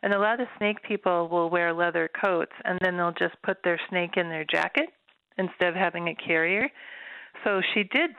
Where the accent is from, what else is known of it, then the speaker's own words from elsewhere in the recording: Watertown, Minnesota, United States; I grew up on a farm in Watertown, Minnesota